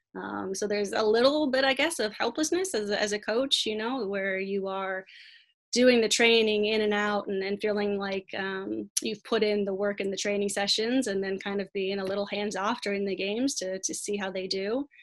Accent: La Mirada, California, United States; now in La Habra, United States; I grew up in La Mirada and then moved about two miles down the street as an adult to La Habra

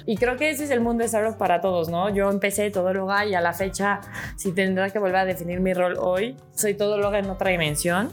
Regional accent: Mexico; realmente soy mexicana, súper orgullosa

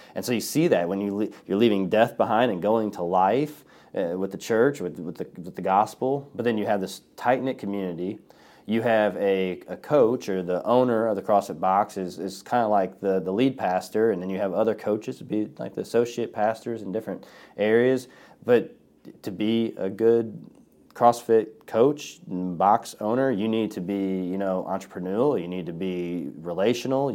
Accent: Collinsville, United States; Collinsville Community Church, and it's here in my, in my hometown

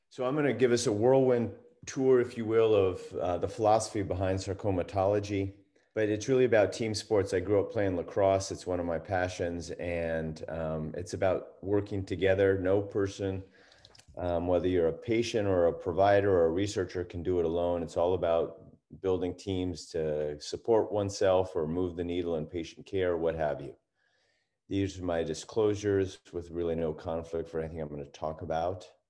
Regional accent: East Coast, United States; moved away as an adult; also born or lived in Washington / Utah; now in California, United States; I grew up on the East Coast

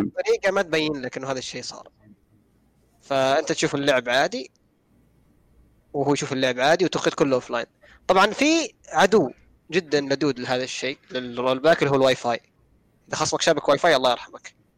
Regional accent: Saudi Arabia; احنا الحين عندنا في السعوديه

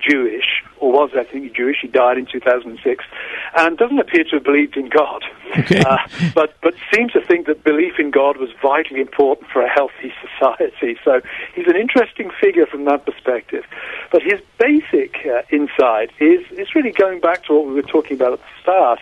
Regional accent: United Kingdom; moved away as an adult; now in United States; I grew up in Britain, in Europe.

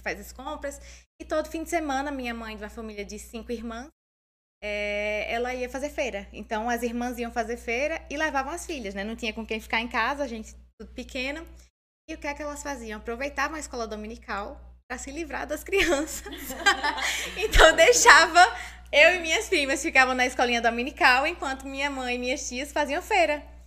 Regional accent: Santa Rita, Paraíba, Brazil; eu morava em Santa Rita com a minha mãe

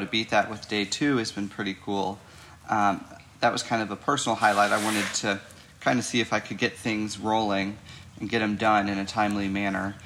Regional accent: St. Louis area, Illinois side, United States; I'm from the St. Louis, Missouri area on the Illinois side of the river.

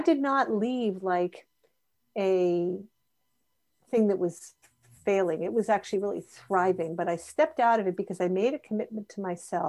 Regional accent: United States; we're both American, we share a lot of common culture in our upbringing

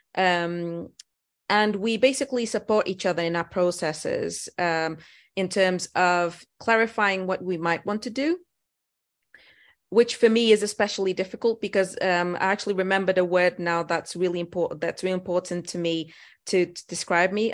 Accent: Portugal; moved away as an adult; also born or lived in Lisbon, Portugal; now in United Kingdom; I was born in Portugal in a small village.

